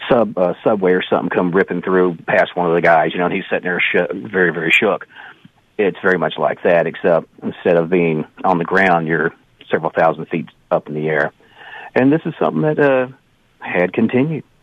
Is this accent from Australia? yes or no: no; Canada; As a Canadian, you know, there are certain stereotypes, and they're not always bad.